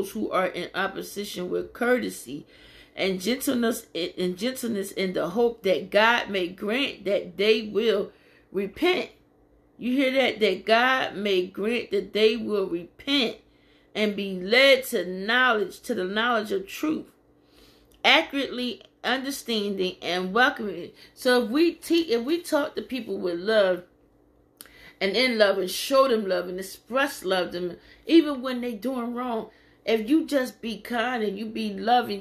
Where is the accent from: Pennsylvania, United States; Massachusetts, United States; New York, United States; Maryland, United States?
Pennsylvania, United States; Philadelphia; moved away as an adult; I come from Philadelphia, Pennsylvania. I'm a nice little ways away from home